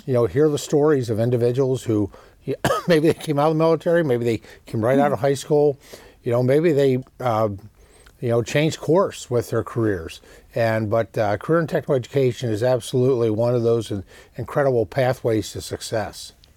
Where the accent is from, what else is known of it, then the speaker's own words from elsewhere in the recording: Pennsylvania, United States; in Pennsylvania, it's incredibly important well, as well, my home state.